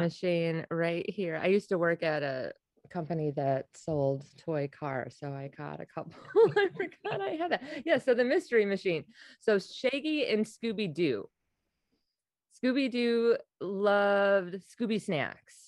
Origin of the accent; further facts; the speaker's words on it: Wisconsin, United States; now in New York, United States; I'm originally from Wisconsin